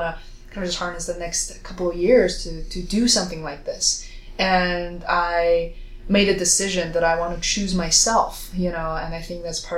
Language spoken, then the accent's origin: English; China; moved away; Growing up in China, in a very traditional culture